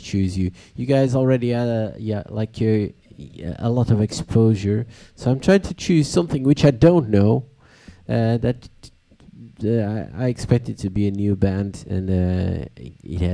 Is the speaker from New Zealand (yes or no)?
no; Lisbon, Portugal; English is a second language; I'm from Lisbon